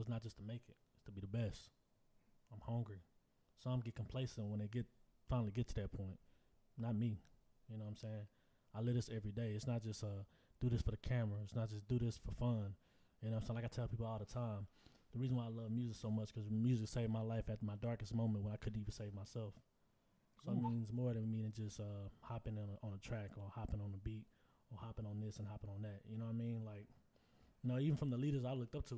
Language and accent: English; Houston, Texas, United States; I'm from Houston